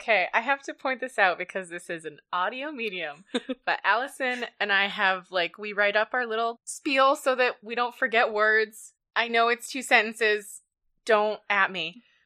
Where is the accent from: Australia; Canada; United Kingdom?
Canada; also born or lived in United States; I am Canadian.